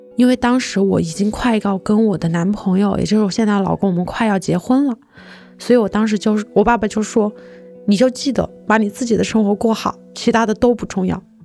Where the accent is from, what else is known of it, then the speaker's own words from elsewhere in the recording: Hunan, China; moved away; 从长沙开回我的老家大概是一个多小时